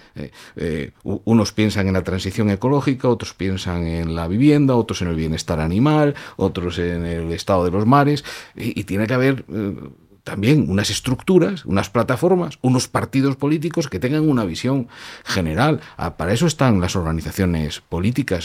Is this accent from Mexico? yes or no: no; Germany; also born or lived in Madrid; now in Spain; Yo nací en Alemania